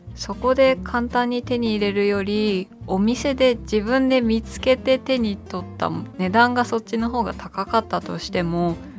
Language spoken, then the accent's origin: Japanese; Shitamachi, Tokyo, Japan; 私は下町出身なので両国がすごく身近なんですけど